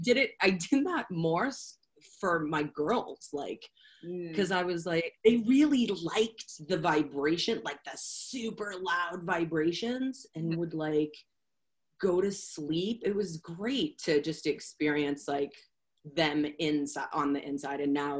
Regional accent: Boston, Massachusetts, United States; moved away; Oh, I'm from Boston. That's what's wrong with me. I'm from Boston. I moved out here in like 1995, and I really think that I don't have an accent anymore.

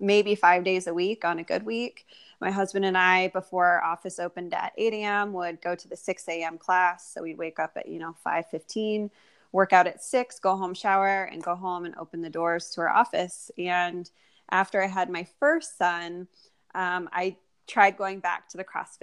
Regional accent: Iowa, United States; moved away as an adult; now in North Carolina, United States; I am originally from Iowa. I'm a Midwest girl and ended up in North Carolina

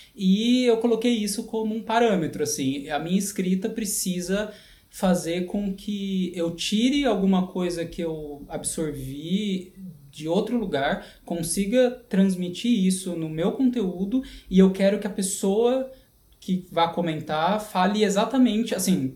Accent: São Paulo, Brazil; moved away as an adult; also born or lived in Canada / Europe; sou nascido na, em São Paulo, capital, na Zona Leste

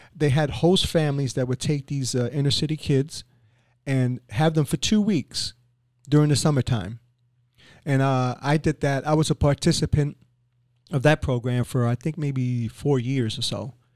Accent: New York City, New York, United States; moved away as an adult; now in Boca Raton, United States; I grew up in inner city, I grew up in East Harlem, which is in New York

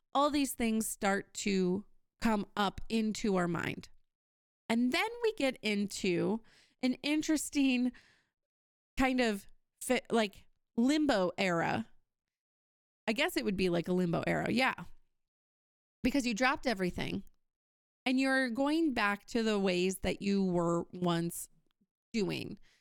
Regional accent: Wisconsin, United States; I'm from Wisconsin

